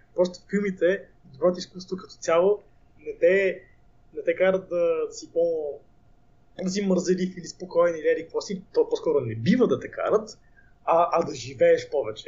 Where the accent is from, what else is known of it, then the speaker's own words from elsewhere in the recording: Bulgaria; аз съм българин